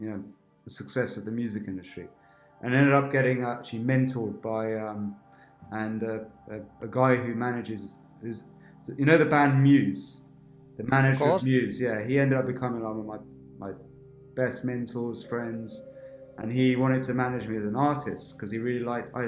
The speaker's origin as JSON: {"language": "English", "area": "Berkshire", "region": "South East England", "country": "United Kingdom", "tie": "born or raised there", "said": "growing up in England, in an Indian family. Where? In Berkshire"}